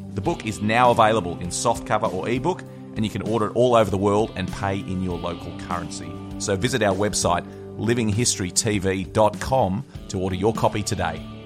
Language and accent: English; West Wyalong, New South Wales, Australia; my hometown of West Wyalong in New South Wales